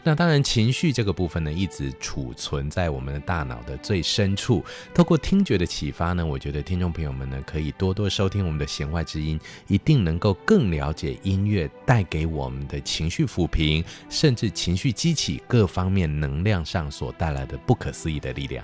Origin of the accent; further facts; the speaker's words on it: Taiwan; 所以其实已经成为我们台湾人的心灵上的故乡了